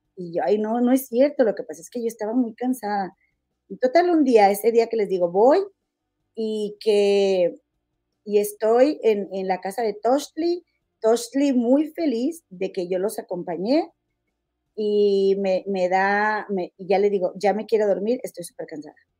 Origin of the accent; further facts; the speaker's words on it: Mexico; nosotros como mexicanos